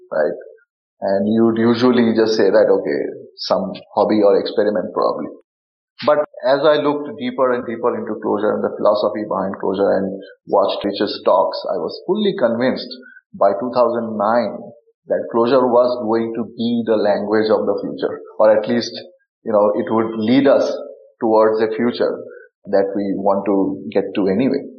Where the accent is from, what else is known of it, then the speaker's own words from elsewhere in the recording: India; I grew up in India and also some of the most remote parts of the country. And we didn't have internet.